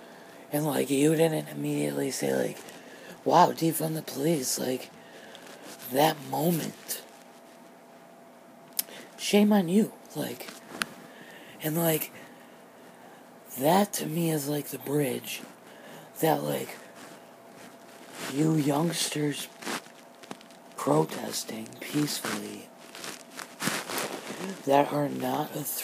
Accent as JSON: {"language": "English", "country": "United States"}